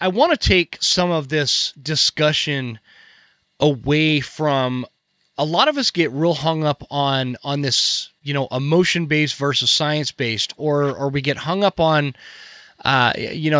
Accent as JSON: {"language": "English", "country": "United States", "said": "as an American"}